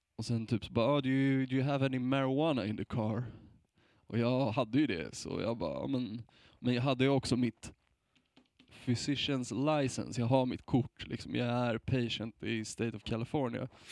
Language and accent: Swedish; Sweden; som vit svensk